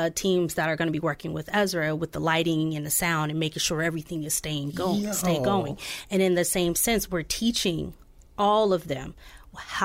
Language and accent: English; Oceanside, California, United States; now in Peoria, United States; my hometown too, Oceanside, California